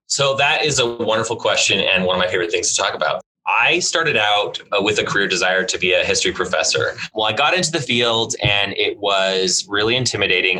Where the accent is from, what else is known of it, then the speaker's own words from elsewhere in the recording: Tacoma, Washington, United States; also born or lived in Brussels, Belgium / Seattle; now in Idaho Falls, United States; I grew up in Tacoma and Seattle